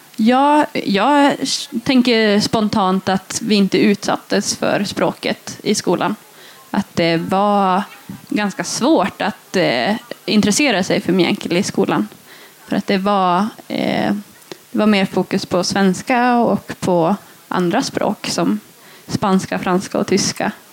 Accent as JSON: {"language": "Swedish", "town": "Gällivare", "region": "Norrbotten County", "country": "Sweden", "tie": "born or raised there", "also_born_or_lived": "Lautakoski, Junosando", "said": "jag är uppväxt i en by som heter Lautakoski utanför Junosando. Och jag har egentligen inte haft min post adresserad dit jag har alltid bott här i Gällivare"}